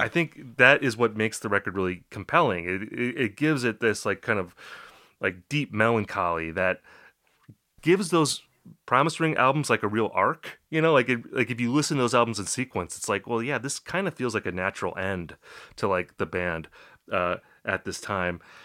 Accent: Wisconsin, United States; I'm from Wisconsin

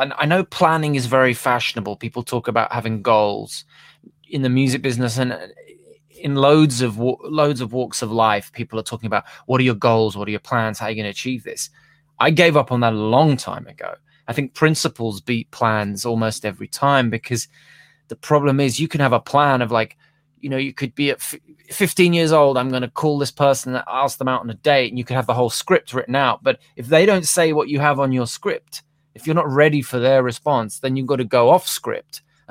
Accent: London, United Kingdom; So I'm back to being a Londoner for the foreseeable, you know?

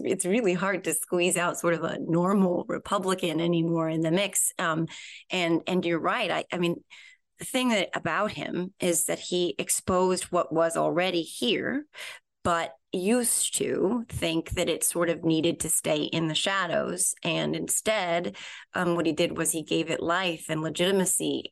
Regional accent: New Jersey, United States; I'm from Jersey, and we take our pizza very, very, very, very seriously here

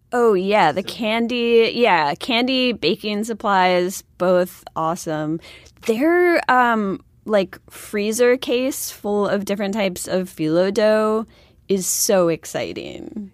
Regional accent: Buffalo, New York, United States; I'm from Buffalo

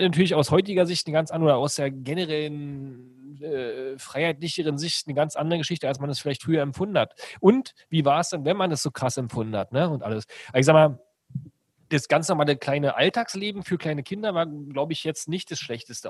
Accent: Brandenburg, Germany; also born or lived in Berlin; ich komme ja gar nicht aus Berlin, sondern aus einer Stadt in Brandenburg

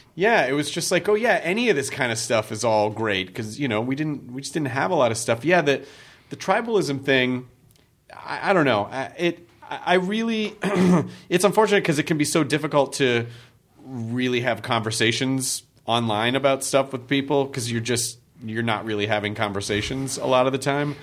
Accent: Memphis, Tennessee, United States; when I grew up in Memphis

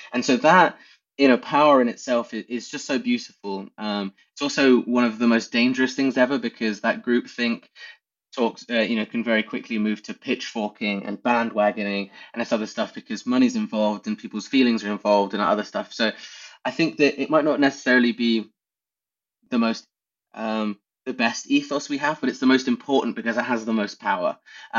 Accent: England, United Kingdom; because we're English and we won.

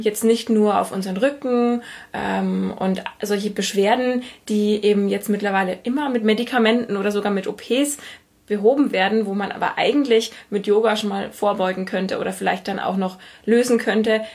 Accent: Germany; ich als Deutsche

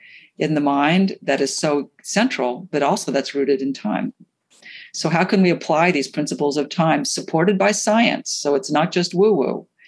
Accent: New York City, New York, United States; I'm a New Yorker also, the many places I'm from. So New York and a lot of these big cities, being busy is a badge of honor.

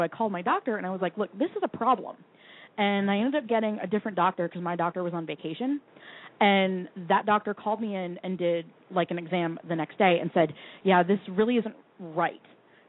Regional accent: Vermont, United States; Yeah, no, I'm from Vermont.

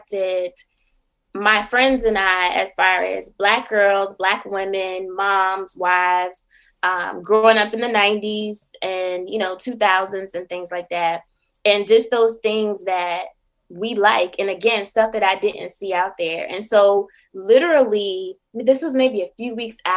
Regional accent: Buffalo, New York, United States; moved away as an adult; also born or lived in Syracuse, New York / Washington, District of Columbia, United States / Prince George's County, Maryland; now in Philadelphia, United States; I'm originally from Buffalo, New York

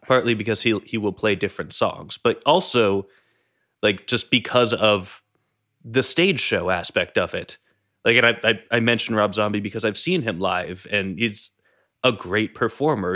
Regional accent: New England, United States; I grew up in New England

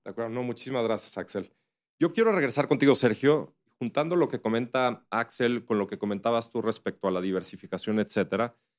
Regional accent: Mexico; como mexicanos y como inversionistas

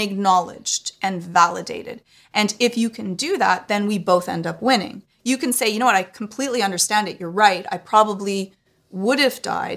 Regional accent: Canada; I'm Canadian

